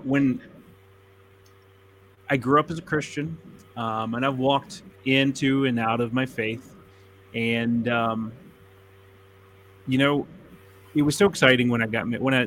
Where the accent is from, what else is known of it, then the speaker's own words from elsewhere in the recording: West Virginia, United States; I grew up in West Virginia